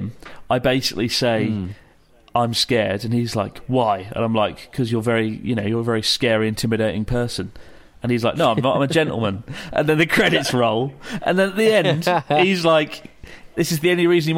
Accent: United Kingdom; The Brit in me

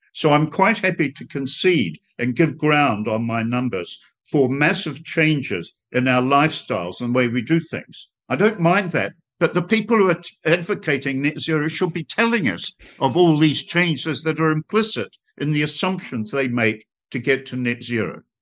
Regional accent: New Zealand; I come from New Zealand

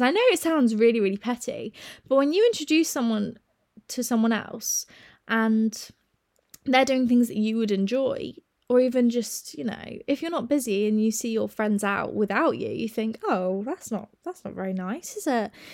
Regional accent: United Kingdom

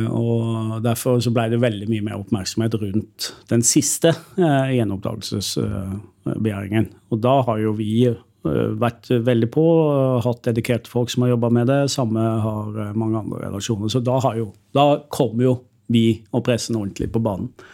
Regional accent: Sørlandet, Southern Norway, Norway; Jeg er jo fra Sørlandet

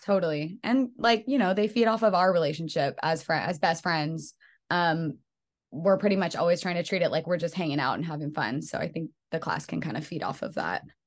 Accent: Bay Area, California, United States; now in Los Angeles, United States; I am from the Bay Area

